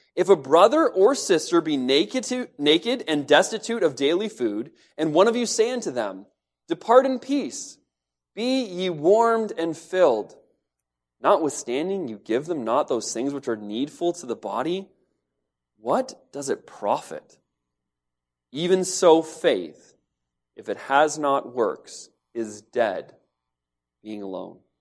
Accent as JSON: {"language": "English", "region": "London", "country": "United Kingdom", "tie": "born or raised there", "said": "I grew up in Lambeth. It's just outside of London. It's part of London now."}